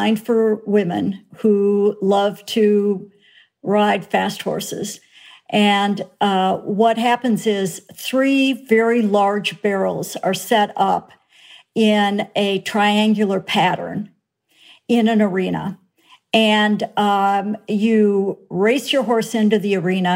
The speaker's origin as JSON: {"language": "English", "region": "Minnesota", "country": "United States", "tie": "born or raised there", "said": "I grew up in Minnesota"}